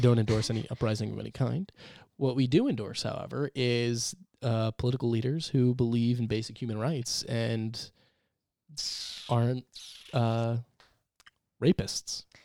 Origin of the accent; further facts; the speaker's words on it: New York, United States; we are from New York